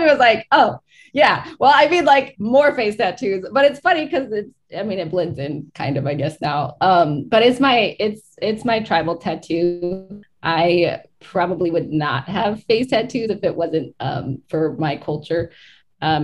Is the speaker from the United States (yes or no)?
yes; Hoopa Reservation, California, United States; now in Portland, United States; I grew up on the Hoopa Reservation.